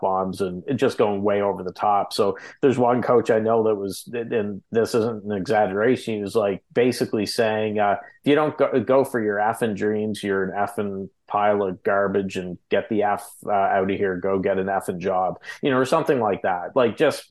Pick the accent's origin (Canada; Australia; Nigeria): Canada; we're Canadian, you